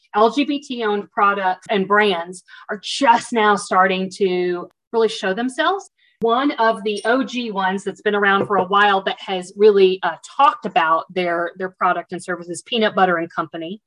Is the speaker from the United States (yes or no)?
yes; the South, United States; accent: Southern; you'll pick up on my Southern accent from the South